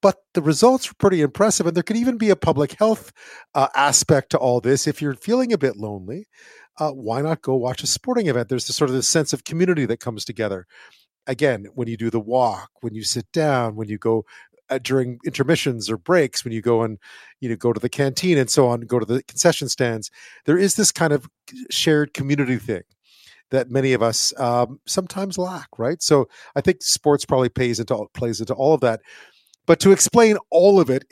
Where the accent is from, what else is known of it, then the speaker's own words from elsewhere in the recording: Montreal, Quebec, Canada; moved away; also born or lived in England; I grew up in Montreal